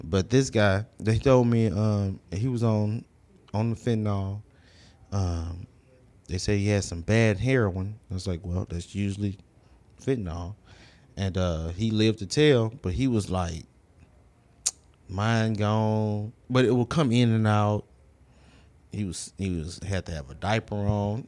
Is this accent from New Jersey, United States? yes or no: no; Houston, Texas, United States; Houston, um, south side of Houston, um, from Sunnyside to South Park